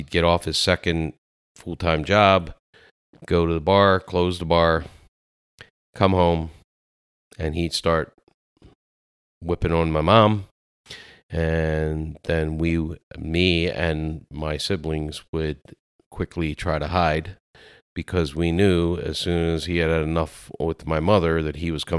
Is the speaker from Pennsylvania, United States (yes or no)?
yes; Lancaster, Pennsylvania, United States; no, I was born in Lancaster, Pennsylvania.